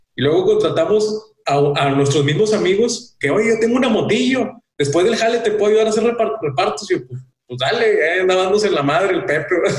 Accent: Mexico; Somos de México

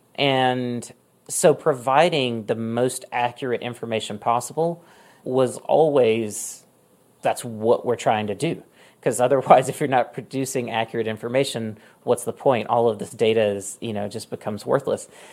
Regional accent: Mississippi, United States; moved away as an adult; also born or lived in Oregon; I just moved back to my home state of Mississippi after living in Oregon for a long time

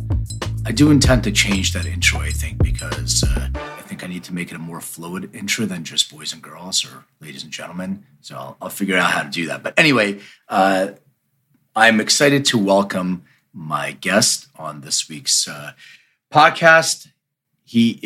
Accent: Philadelphia, Pennsylvania, United States; now in Los Angeles, United States; I used to live in Philly. I'm from Philly, but I live in LA now

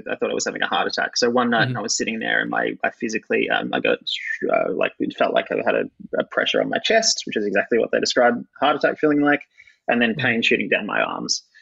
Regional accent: Bendigo, Victoria, Australia; also born or lived in Perth; I came from Bendigo and then I did a year stint in Perth and then I got the biggest station in the country

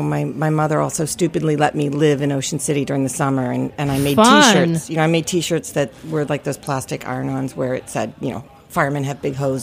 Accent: Maryland, United States; moved away; I grew up in Maryland, and I always say I grew up, you know, middle-class white trash

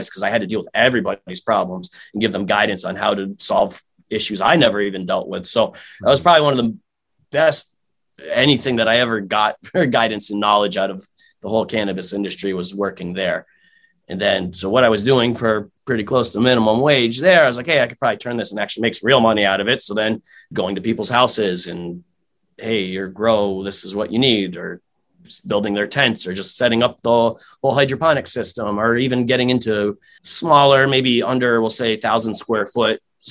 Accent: Massachusetts, United States; moved away as an adult; now in Connecticut, United States; I was originally from Massachusetts. I just moved down to Connecticut about six, seven months ago now

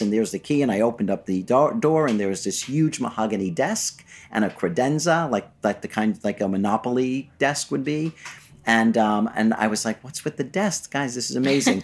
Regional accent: New York City, New York, United States; I was born in Flushing, Queens, to a lovely middle-class Jewish family

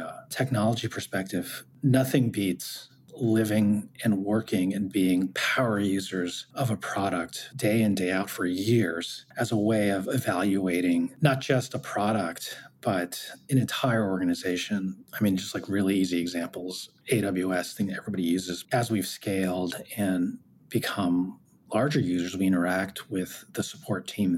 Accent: United States; I'm Korean American

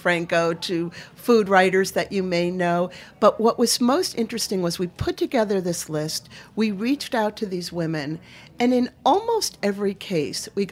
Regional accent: Maine, United States; I'm from Maine

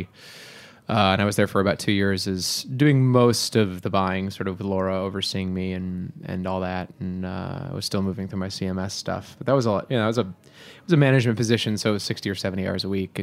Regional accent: Seattle, Washington, United States; moved away as an adult; also born or lived in Boston; now in New York City, United States; I grew up in Seattle

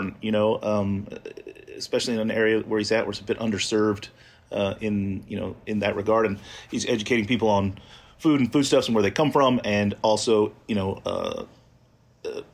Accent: Deep South, United States; moved away; I grew up in the Deep South

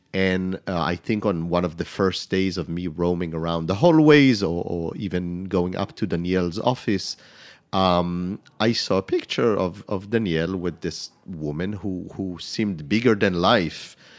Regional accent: Israel; moved away as an adult; also born or lived in France; now in New York City, United States; growing up in Israel, it's mainly fresh garlic

